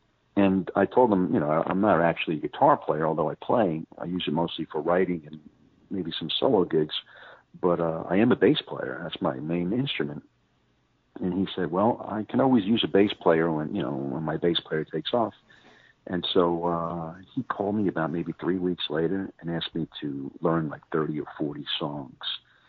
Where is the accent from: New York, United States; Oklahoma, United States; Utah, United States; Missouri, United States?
New York, United States; Brooklyn; moved away as an adult; I'm based out of, I was from New York. I mean, I'm from Brooklyn, New York, and I yeah. was living on Long Island. I had a band there. I moved here in 2012